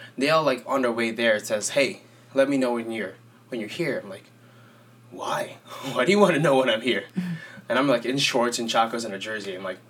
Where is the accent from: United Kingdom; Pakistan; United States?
United States; West Palm Beach, Florida; moved away; I was raised in West Palm. I live up here now